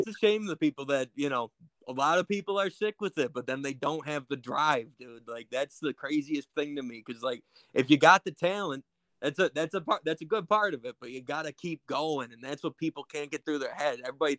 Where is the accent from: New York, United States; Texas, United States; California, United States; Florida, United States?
New York, United States; Buffalo; I'm out with the suburbs of Buffalo, New York. So 716